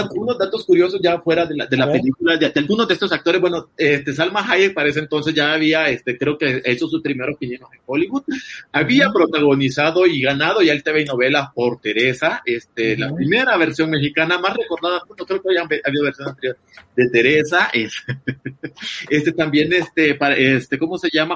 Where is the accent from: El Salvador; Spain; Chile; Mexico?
El Salvador; yo que soy salvadoreño